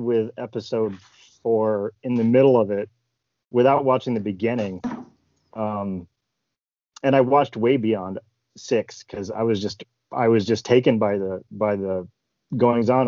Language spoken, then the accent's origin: English; Ohio, United States; I grew up in Ohio.